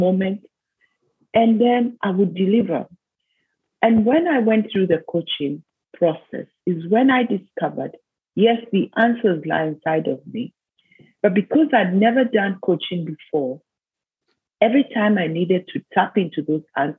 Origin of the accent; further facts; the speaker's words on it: Kenya; moved away as an adult; I was born in Kenya, went to school in Kenya, did my university in Kenya.